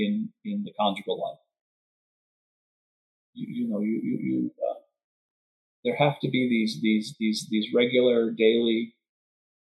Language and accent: English; Texas, United States; now in Madison, United States; I'm originally from Texas